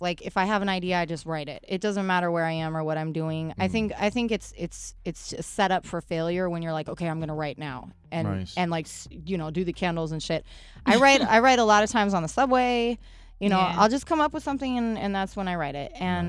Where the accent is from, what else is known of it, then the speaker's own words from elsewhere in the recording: West Coast, United States; Yeah, I told you I was from the West